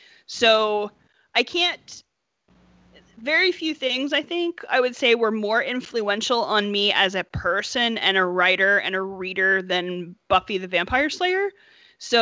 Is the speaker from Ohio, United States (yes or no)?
yes; Appalachia, Southern Ohio, United States; I'm from Southern Ohio. I'm from the hills of Appalachia